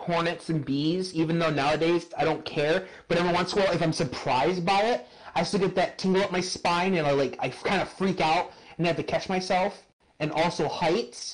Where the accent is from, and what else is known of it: Michigan, United States